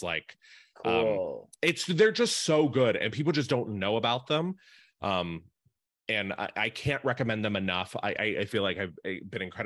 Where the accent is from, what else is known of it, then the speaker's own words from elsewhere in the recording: Appalachia and Western Pennsylvania, United States; I grew up poor in Appalachia and Western Pennsylvania.